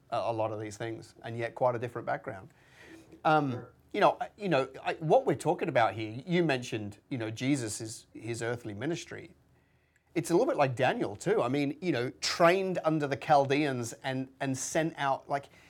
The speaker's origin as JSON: {"language": "English", "country": "United Kingdom", "tie": "born or raised there", "moved": "as an adult", "lives_now": "Australia", "said": "I was born in just outside London, right, as a white man"}